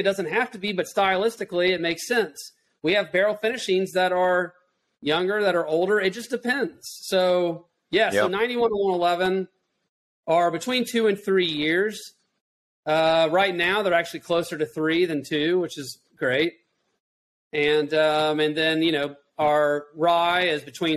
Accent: Chattanooga, Tennessee, United States; I was born and raised in Chattanooga

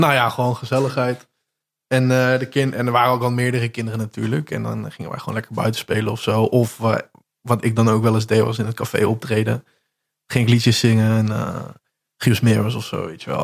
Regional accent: Zevenbergen, North Brabant, Netherlands; accent: Brabants; wij spreken in, uh, in Zevenbergen

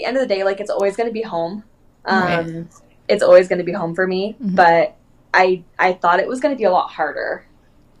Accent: Orange County, California, United States; moved away as an adult; also born or lived in Anaheim, California; now in Sequim, Washington, United States; I'm Californian through and through. Like, I was raised in Orange County

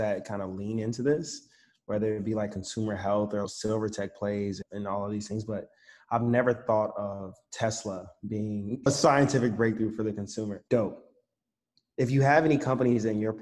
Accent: Chicago, Illinois, United States; I'm from Chicago.

